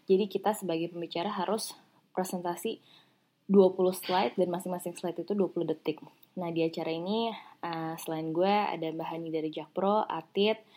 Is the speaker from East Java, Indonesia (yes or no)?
no; Jakarta, Indonesia; accent: Jaksel; karena uh, eh, anak jaksel